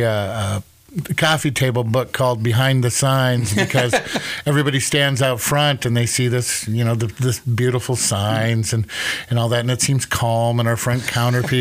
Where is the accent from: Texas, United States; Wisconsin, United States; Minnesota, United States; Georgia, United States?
Minnesota, United States; Minneapolis; also born or lived in Mankato, Minnesota; I grew up in the Twin Cities. Went to Wayzata High School